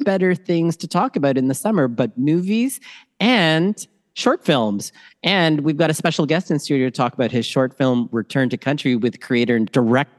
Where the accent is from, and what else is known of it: Toronto, Ontario, Canada; born or raised there; also born or lived in Manila, Philippines / Scarborough